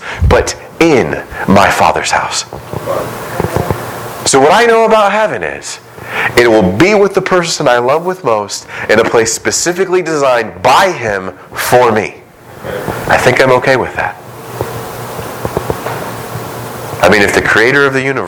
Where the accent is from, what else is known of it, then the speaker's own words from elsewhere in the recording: United States; we as American Christians